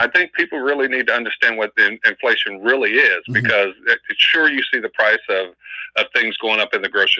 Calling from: Oakland, California, United States; from Oakland.

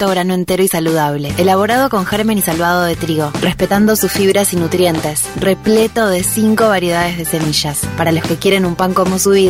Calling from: Santa Fe, Argentina; de Santa Fe Capital.

